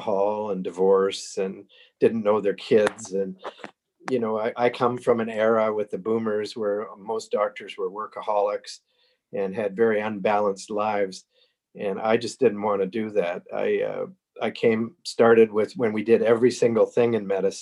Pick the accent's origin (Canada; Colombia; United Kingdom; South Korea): Canada; Sarnia, Ontario; now in Cambridge, Canada; I was born in Sarnia 73 years ago